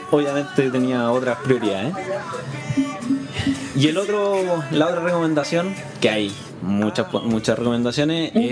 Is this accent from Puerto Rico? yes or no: no; Chile; así como a nivel Sudamérica, porque nosotros somos de Chile.